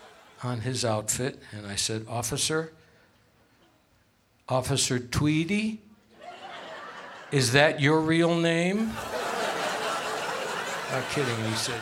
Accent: Las Vegas, Nevada, United States; Where are you from? Las Vegas.

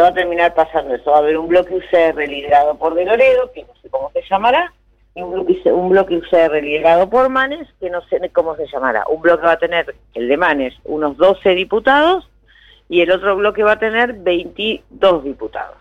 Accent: Junín, Buenos Aires Province, Argentina; yo soy de Junín

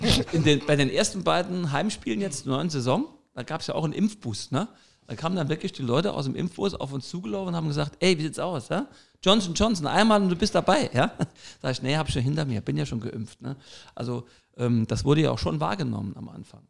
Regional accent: Saarbrücken, Saarland, Germany; moved away as an adult; now in Ormesheim, Germany; bin gebürtiger Saarbrücker, wohne aber schon seit Mitte der 90er Jahre im, im, in Ormesheim im Mandelbachtal

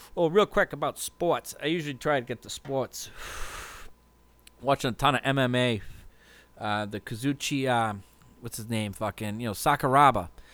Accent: Hopkinton, Massachusetts, United States; a kid growing up in Woodville, Hopkinton, like I did

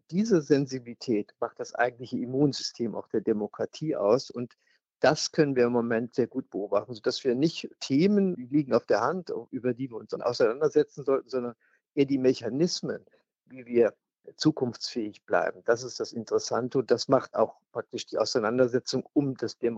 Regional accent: West Germany, Germany; Als Westdeutsche hat uns noch niemals zuvor einer so intensiv Freiheit genommen.

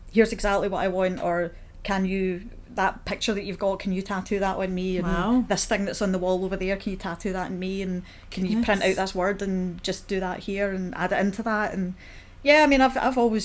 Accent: Paisley, Scotland, United Kingdom; moved away as an adult; also born or lived in Hamilton; now in Glasgow, United Kingdom; I'm from Paisley

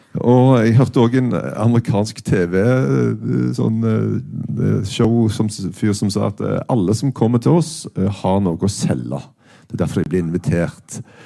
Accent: Stavanger, Rogaland, Norway; jeg er fra Stavanger.

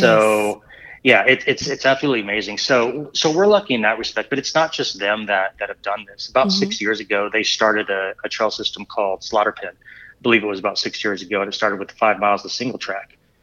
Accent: Southern California, United States; also born or lived in Springfield, Missouri; now in Bentonville, Arkansas, United States; I'm originally from Southern California. When I was young, I had bikes and I would just ride them around the neighborhood

